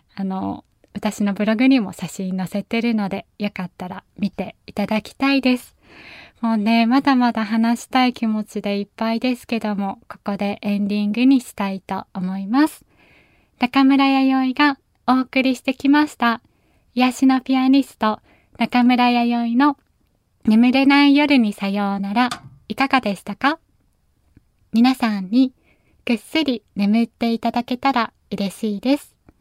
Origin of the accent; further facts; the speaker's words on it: Nagasaki, Japan; accent: Nagasaki dialect; 長崎の言葉、私のふるさとのね、言葉